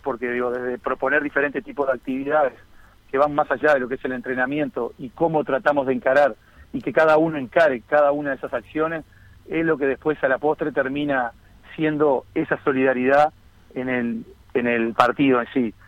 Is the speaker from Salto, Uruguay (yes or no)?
no; Las Piedras, Canelones, Uruguay; also born or lived in Montevideo; soy nacido en Montevideo, pero, pero, pero con residencia de toda la vida en Las Piedras